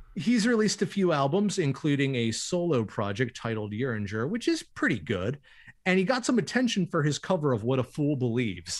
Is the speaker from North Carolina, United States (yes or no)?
yes; Winston-Salem, North Carolina, United States; my hometown of Winston-Salem